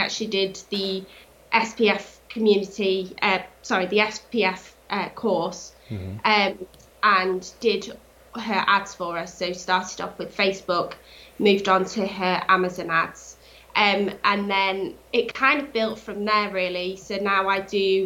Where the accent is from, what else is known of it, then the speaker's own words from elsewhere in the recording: Cheshire, North West England, United Kingdom; Born and bred in Cheshire